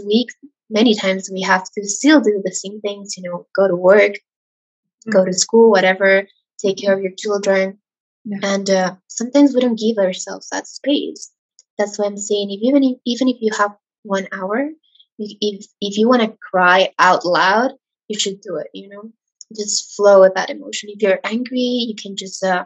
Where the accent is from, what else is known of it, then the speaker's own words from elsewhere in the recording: Ecuador; I'm from Ecuador, and here in Latin America